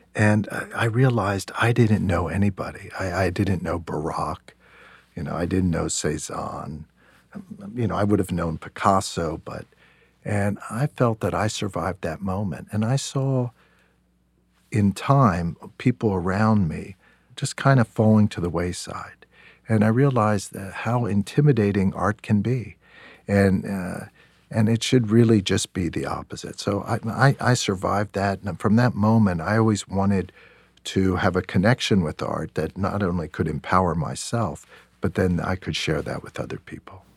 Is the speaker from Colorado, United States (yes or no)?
no; York, Pennsylvania, United States; I grew up in York, Pennsylvania